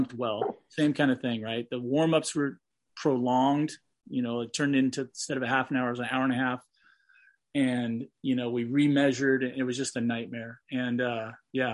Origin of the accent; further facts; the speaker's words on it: California, United States; I'm from California where the sun shines all the time